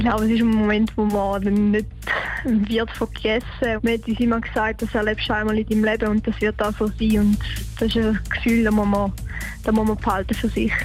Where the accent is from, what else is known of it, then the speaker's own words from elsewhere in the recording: St. Gallen, Switzerland; Es ist einfach wirklich halt auch meine Heimat und es ist sogar meine Heimhalle